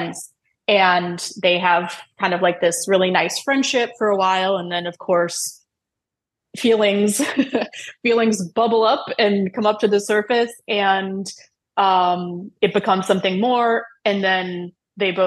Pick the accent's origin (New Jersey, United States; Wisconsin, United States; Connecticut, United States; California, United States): Wisconsin, United States; moved away as an adult; also born or lived in New York; I grew up in Wisconsin, which is not a place where there are many Jews.